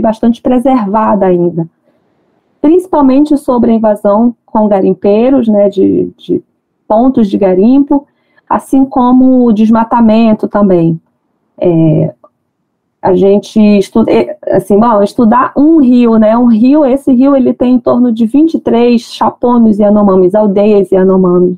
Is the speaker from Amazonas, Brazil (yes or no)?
yes; Manaus, Amazonas, Brazil; eu nasci em Manaus, minha família toda é de Manicoré